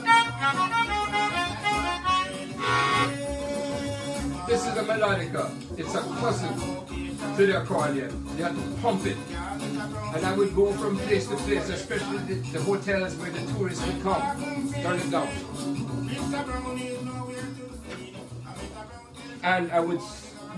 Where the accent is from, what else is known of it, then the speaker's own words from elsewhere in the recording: Jamaica; moved away; growing up in Jamaica